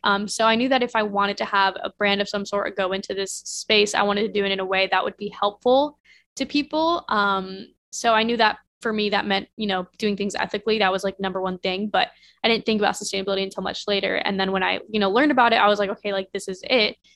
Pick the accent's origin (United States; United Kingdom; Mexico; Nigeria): United States; Midwest; I grew up in the Midwest where nobody goes to fashion school